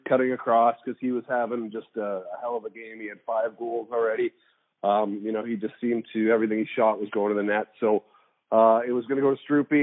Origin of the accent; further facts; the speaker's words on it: Calgary, Alberta, Canada; moved away; also born or lived in Toronto; I was born and raised in Calgary